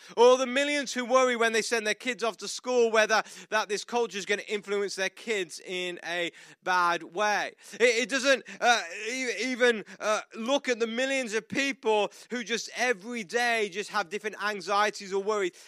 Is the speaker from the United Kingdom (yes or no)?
yes; United Kingdom; moved away as an adult; now in United States